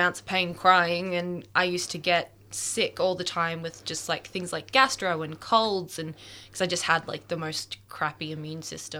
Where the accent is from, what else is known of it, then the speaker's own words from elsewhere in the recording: Melbourne, Victoria, Australia; So I'm 24 years old. I'm from Melbourne. God, that sounded really Aussie. born and bred Australian, and I am a photographer.